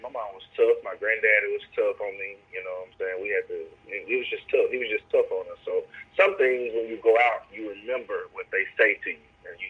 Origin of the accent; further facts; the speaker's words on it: Shreveport, Louisiana, United States; moved away as an adult; now in Dallas, United States; Well, I live in Dallas, Texas now, but I'm actually from Louisiana. I'm Shreveport, Louisiana, man. I recently just moved to Dallas, maybe about 7-8 months ago.